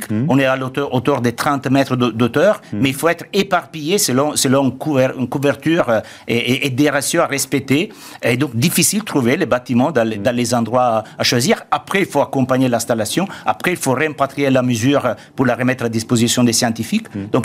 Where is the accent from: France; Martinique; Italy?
Italy; French is a second language; comme en Italie, moi je suis italien, je connais bien mon pays